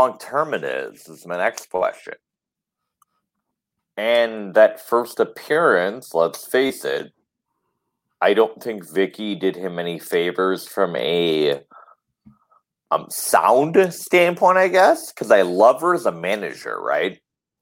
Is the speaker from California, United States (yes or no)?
no; Detroit, Michigan, United States; I'm from Detroit